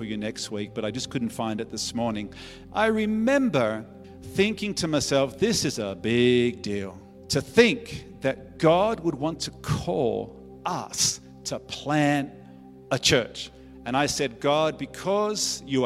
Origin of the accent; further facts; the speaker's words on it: Albury, New South Wales, Australia; moved away as an adult; also born or lived in Melbourne; we were both born and raised in Aubrey